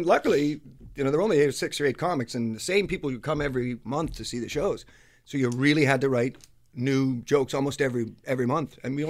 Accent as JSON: {"language": "English", "town": "Toronto", "region": "Ontario", "country": "Canada", "tie": "born or raised there", "said": "I was born in Toronto, but my mother's from Newfoundland."}